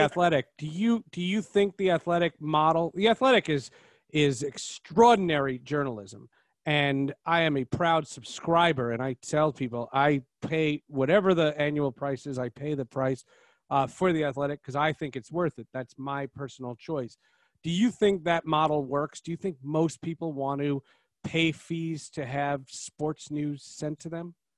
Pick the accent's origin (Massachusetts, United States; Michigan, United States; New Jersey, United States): New Jersey, United States; moved away; also born or lived in Seattle; I'm from New Jersey